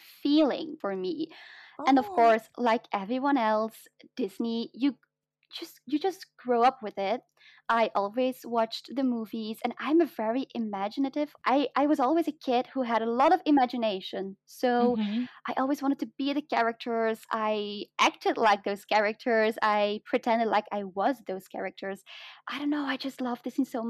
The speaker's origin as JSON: {"language": "English", "region": "Flanders", "country": "Belgium", "accent": "mix of British and American English", "first_language": "Dutch", "second_language": "English", "said": "It's like the Flemish side, so I speak Flemish"}